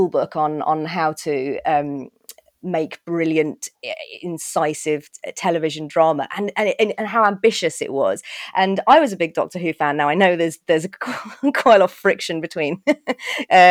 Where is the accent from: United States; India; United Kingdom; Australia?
United Kingdom; Birmingham, West Midlands; I grew up in Birmingham